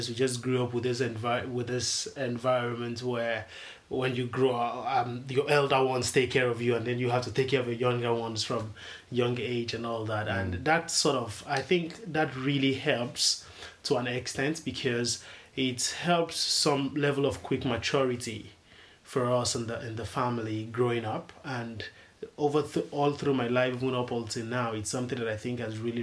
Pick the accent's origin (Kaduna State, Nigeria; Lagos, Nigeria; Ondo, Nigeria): Lagos, Nigeria; I'm from Lagos, Nigeria